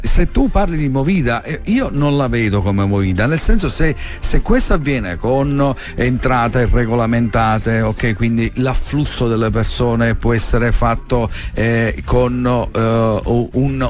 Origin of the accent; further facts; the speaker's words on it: Marsala, Sicily, Italy